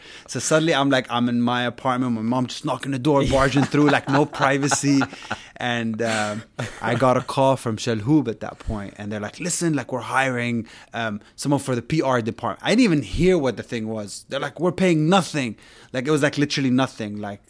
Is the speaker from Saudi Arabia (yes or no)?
yes; Saudi Arabia; moved away as an adult; now in United Arab Emirates; I didn't grow up in Dubai. I grew up in Saudi.